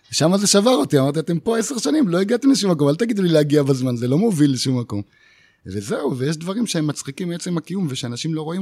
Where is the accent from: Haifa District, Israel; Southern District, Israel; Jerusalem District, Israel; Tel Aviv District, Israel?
Southern District, Israel; Ma'agalim; במעגלים, מושב מעגלים, בדרום. עכשיו זה נקרא עוטף עזה